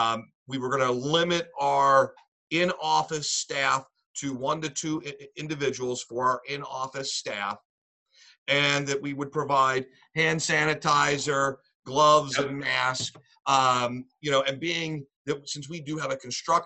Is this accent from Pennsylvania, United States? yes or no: yes; Lancaster, Pennsylvania, United States; moved away as an adult; now in Northumberland County, United States; I'm from Lancaster, Pennsylvania. I'm currently in Northumberland County